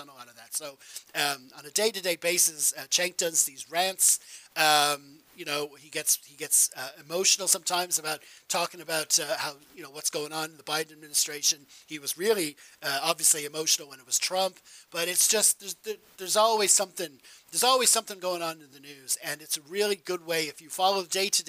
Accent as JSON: {"language": "English", "country": "Ireland", "tie": "born or raised there", "also_born_or_lived": "United States", "said": "I was born in America, moved to Ireland when I was a kid"}